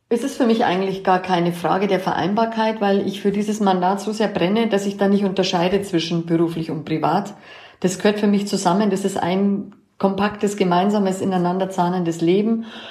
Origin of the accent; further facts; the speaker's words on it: Bavarian and Allgäu native, Germany; als Bayer und Allgäuer